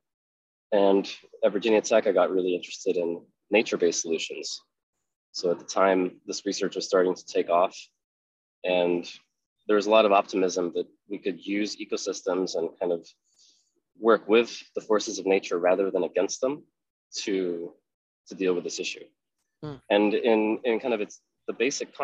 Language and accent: English; Spain; moved away; also born or lived in Netherlands; I grew up in Spain. And when my father finished his PhD, we moved to the Netherlands